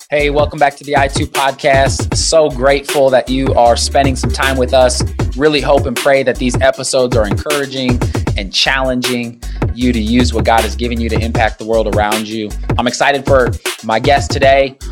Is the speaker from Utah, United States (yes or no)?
no; Nebraska, United States; I grew up in Nebraska, was a big Nebraska fan growing up.